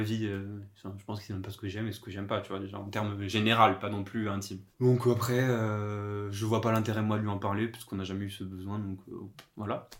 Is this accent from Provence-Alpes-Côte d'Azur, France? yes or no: no; Corsica, France; moved away as an adult; also born or lived in Toulouse / Paris region; now in Paris, France; j'ai grandi en Corse.